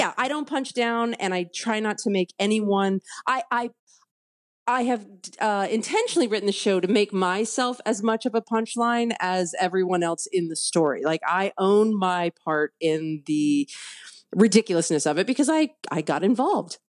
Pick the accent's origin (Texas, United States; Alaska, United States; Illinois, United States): Texas, United States; Houston; moved away; growing up in West Houston